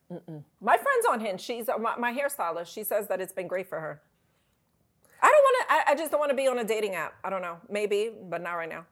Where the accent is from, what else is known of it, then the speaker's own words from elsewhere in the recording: New York, United States; I'm from New York